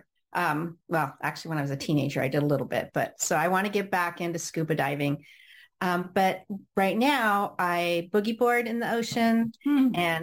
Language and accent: English; Orange County, California, United States; also born or lived in Los Angeles, California; now in Cardiff by the Sea, United States; I was born in Los Angeles, and I grew up in Orange County.